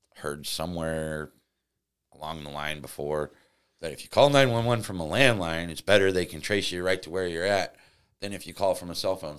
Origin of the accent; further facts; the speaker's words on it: Florissant, Missouri, United States; I grew up uh, in Florissant, Missouri, you know, kind of a suburban area, uh, just outside of Saint Louis